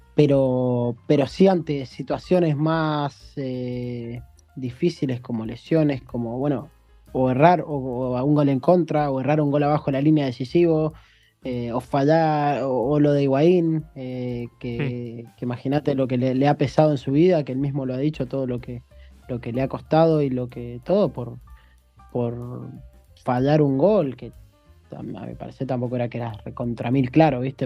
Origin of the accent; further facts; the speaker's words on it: Argentina; moved away as an adult; now in China; yo creo que me crié en un contexto, en Argentina nos criamos todos